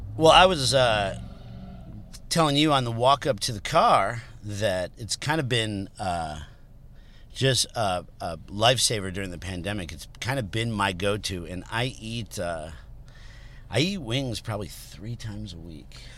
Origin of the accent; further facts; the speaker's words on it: Berwyn, Illinois, United States; also born or lived in Chicago; I grew up in Berwyn.